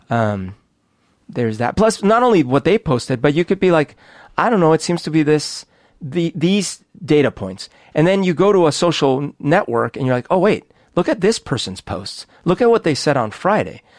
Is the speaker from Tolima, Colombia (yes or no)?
no; Bogotá, Colombia; also born or lived in United States; now in Seattle, United States; when I grew up in Bogota